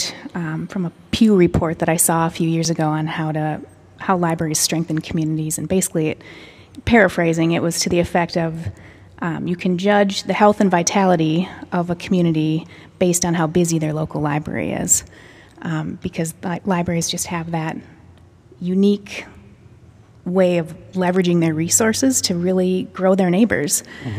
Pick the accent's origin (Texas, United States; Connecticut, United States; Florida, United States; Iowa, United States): Iowa, United States; Denver; My hometown library in Dear Denver, Iowa